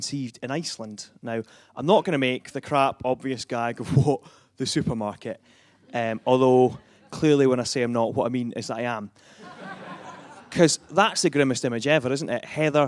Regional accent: Dunfermline, Scotland, United Kingdom; also born or lived in Edinburgh / Glasgow; I'm from just about half an hour north of Edinburgh, a little town called Dunfermline.

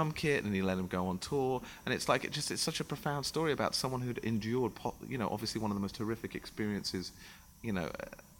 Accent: London, United Kingdom; I'm from St. John's Wood. I grew up in Abbey Road

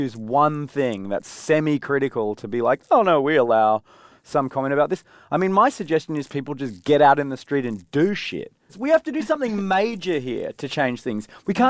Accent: Australia; Yeah, we're Australian.

